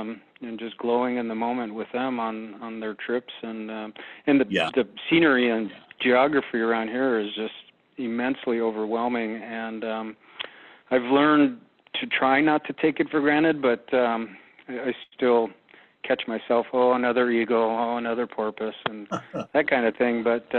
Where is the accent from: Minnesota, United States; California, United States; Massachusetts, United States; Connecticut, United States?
Minnesota, United States; I'm originally from Minnesota, but our family came here for 3 years